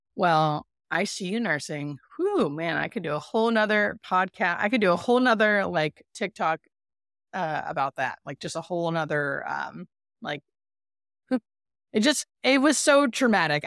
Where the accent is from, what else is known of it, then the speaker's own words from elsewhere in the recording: Erie, Pennsylvania, United States; moved away as an adult; also born or lived in Baltimore, Maryland; now in California, United States; I'm from Erie, Pennsylvania, and I grew up there until about I was twenty-five